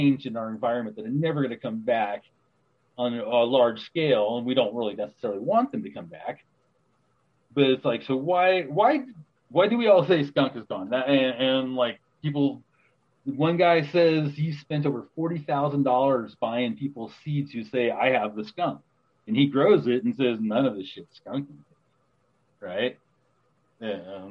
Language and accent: English; Los Angeles, California, United States; I grew up in Los Angeles